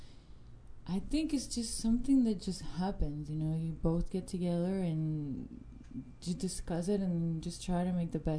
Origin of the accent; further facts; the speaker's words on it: Puerto Rico; I'm from Puerto Rico